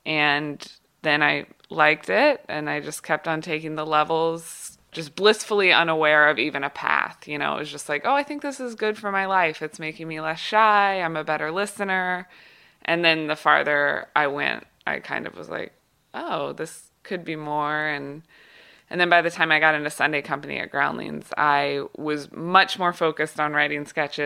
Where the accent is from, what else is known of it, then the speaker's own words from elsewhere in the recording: Kansas City, United States; moved away as an adult; also born or lived in Los Angeles; I was from Kansas City